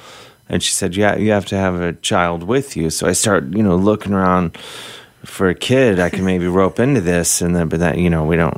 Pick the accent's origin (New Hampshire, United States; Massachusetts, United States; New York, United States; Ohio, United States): Ohio, United States; Cleveland; the average kid from the suburbs